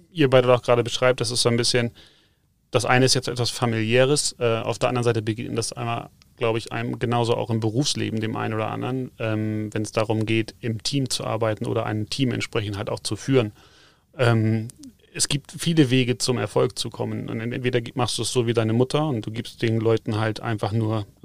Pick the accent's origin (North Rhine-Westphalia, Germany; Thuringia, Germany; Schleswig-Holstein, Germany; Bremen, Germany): Schleswig-Holstein, Germany; moved away as an adult; also born or lived in Hamburg; now in Munich, Germany; also ich bin selber geboren in Schleswig-Holstein, ähm, kurz vor Dänemark quasi. Jetzt hat es mich schon seit knapp 15 Jahren, mehr wie 15 Jahre hier unten nach Bayern verschlagen.